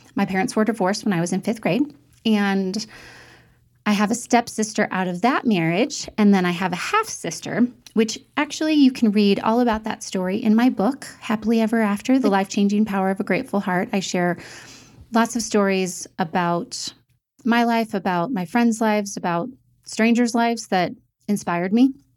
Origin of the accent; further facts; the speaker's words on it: St. Louis, Missouri, United States; also born or lived in Indianapolis, Indiana; We moved to St. Louis, Missouri, where I was raised